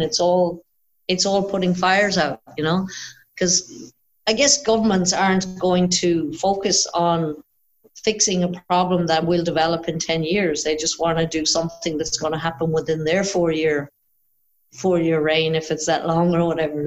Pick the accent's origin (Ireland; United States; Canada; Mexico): Ireland; moved away as an adult; now in Australia; when I moved to Australia, actually, because obviously I'm Irish, but when I moved to Australia